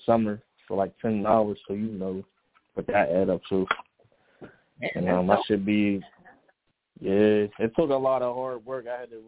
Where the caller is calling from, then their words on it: Pittsburgh, Pennsylvania, United States; I'm calling from Pittsburgh, a.k.a. the Still City, PA, stand up.